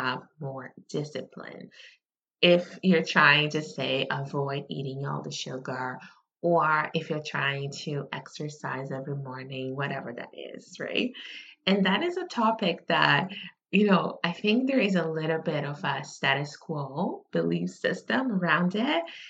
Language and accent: English; Brazil; moved away; I grew up in Brazil